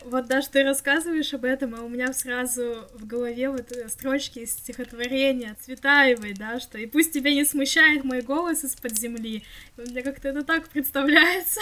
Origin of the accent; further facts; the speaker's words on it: Krasnoyarsk, Krasnoyarsk Krai, Russia; moved away; я когда поеду домой в Красноярск